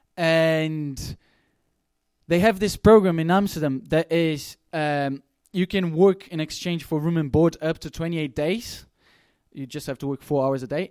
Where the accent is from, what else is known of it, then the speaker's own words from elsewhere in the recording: Brazil; moved away; I come from Brazil